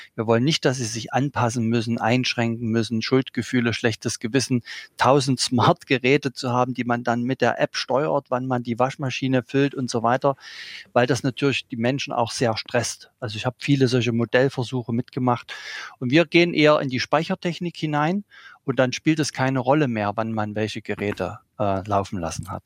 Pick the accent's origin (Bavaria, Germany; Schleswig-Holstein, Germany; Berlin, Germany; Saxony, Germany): Saxony, Germany; ich bin in einer Försterei aufgewachsen hier in Sachsen